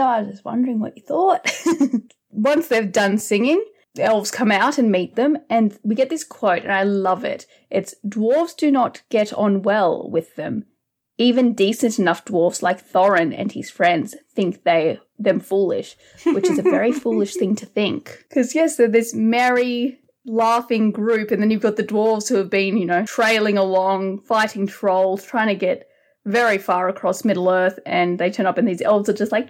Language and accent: English; Australia; accent: Australian; I always wonder, is my Elvish accent too bogan?